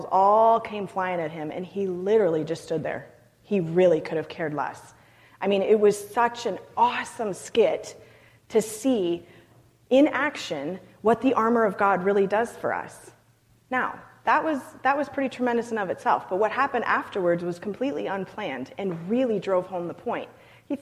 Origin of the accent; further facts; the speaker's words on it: Canada; I'm Canadian